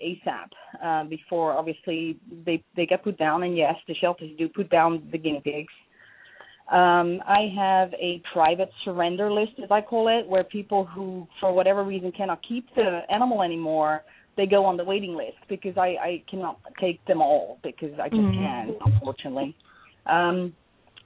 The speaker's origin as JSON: {"language": "English", "country": "Netherlands", "also_born_or_lived": "Portugal", "moved": "yes", "said": "When I came to this country, I'm from the Netherlands originally."}